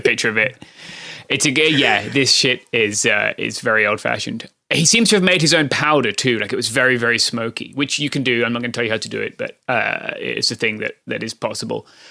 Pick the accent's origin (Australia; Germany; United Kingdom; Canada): United Kingdom; accent: British; now in Southern California, United States